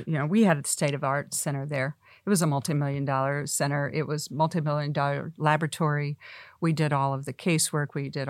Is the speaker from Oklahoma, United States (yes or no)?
yes; Oklahoma, United States; we're I'm from Oklahoma.